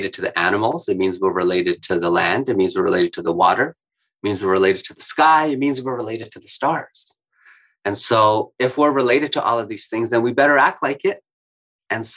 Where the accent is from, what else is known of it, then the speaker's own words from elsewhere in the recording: Winnipeg, Manitoba, Canada; growing up in the North End